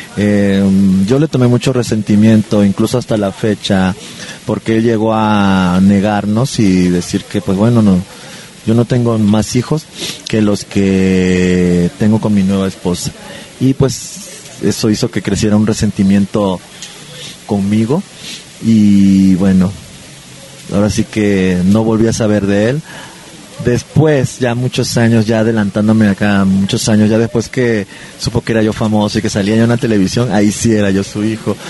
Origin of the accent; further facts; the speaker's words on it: Villahermosa, Tabasco, Mexico; yo soy originario de Villahermosa, Tabasco. Eh, nací el 9 de enero de 1976